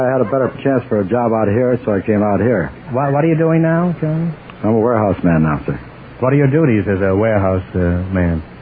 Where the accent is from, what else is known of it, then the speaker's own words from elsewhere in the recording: Philadelphia, Pennsylvania, United States; moved away as an adult; Philadelphia, Pennsylvania.